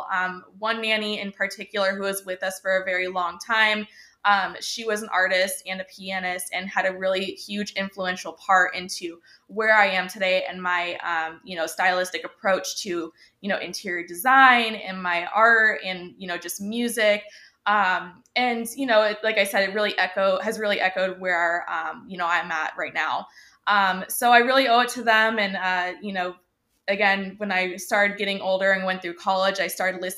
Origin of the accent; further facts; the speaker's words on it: Laguna Beach, California, United States; also born or lived in Barrington, Illinois / Chicago, Illinois; when I was 10 years old, we decided to move across the country to California, to be closer to family. My mom also had a job opportunity out here. So we said, why not? We're taking the car, packed everything up and just took off, where we landed in Laguna Beach. So been here ever since